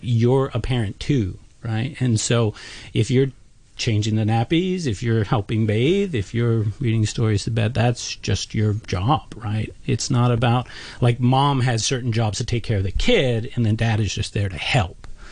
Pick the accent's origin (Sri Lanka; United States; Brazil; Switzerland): United States; I'm an American